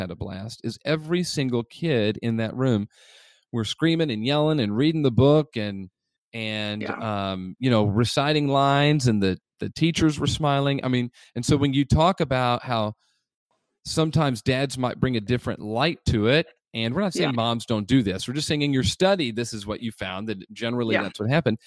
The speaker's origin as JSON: {"language": "English", "town": "Indianapolis", "region": "Indiana", "country": "United States", "tie": "born or raised there", "moved": "yes", "lives_now": "Tampa Bay area, United States", "said": "I grew up in Indianapolis"}